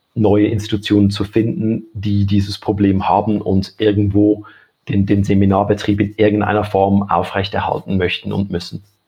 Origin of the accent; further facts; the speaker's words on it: Switzerland; bei uns in der Schweiz